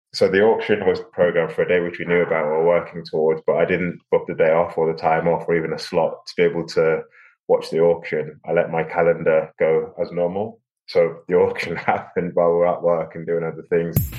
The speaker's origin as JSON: {"language": "English", "town": "Liverpool", "region": "North West England", "country": "United Kingdom", "tie": "born or raised there", "also_born_or_lived": "London", "moved": "as an adult", "lives_now": "Abu Dhabi, United Arab Emirates", "said": "I'm from Liverpool, so I know most of Liverpool pretty well. It's been a while since I've lived there, but I've got friends that I grew up with and uh, went to school"}